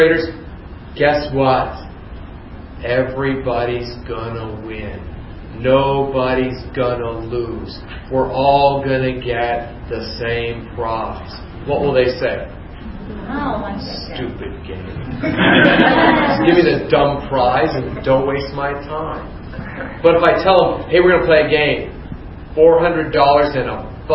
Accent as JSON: {"language": "English", "town": "Youngstown", "region": "Ohio", "country": "United States", "tie": "born or raised there", "said": "I grew up in Youngstown, Ohio"}